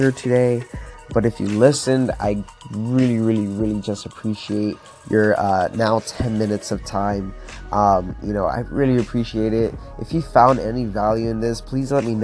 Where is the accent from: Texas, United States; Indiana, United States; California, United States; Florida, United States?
Florida, United States; now in Pittsburgh, United States; I'm from Florida and honestly never dealt with like the winter or anything like that.